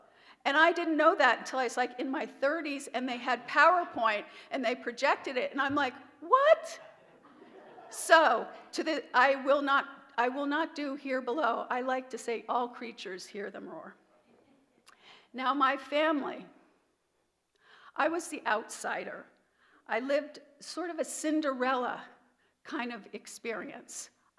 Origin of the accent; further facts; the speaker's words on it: Mount Kisco, New York, United States; born there; I was born in the Mount Kisco Hospital and baptized in St. Matthew's Church in Bedford, New York.